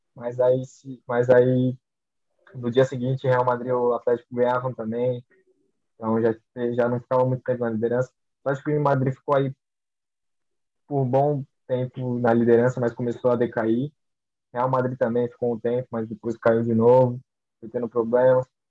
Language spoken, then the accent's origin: Portuguese; Brazil; eu sou brasileiro